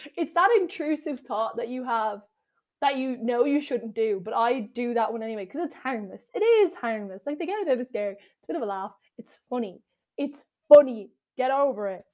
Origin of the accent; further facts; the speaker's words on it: Ireland; I am Irish